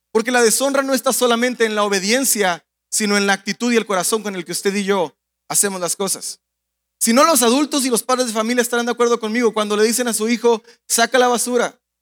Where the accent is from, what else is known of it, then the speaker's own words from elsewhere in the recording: Mexico; moved away; como mexicanos, a pesar de que vivimos en un país extranjero que nos ha abrazado